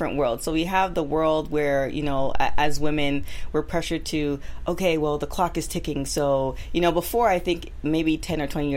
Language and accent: English; Canada; now in Los Angeles, United States; I'm originally from Canada